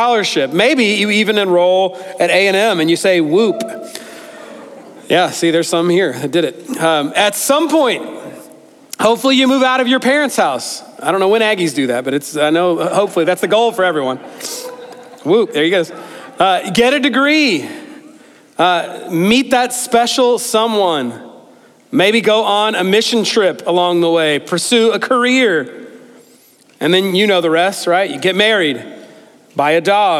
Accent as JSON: {"language": "English", "country": "United States", "said": "growing up in America"}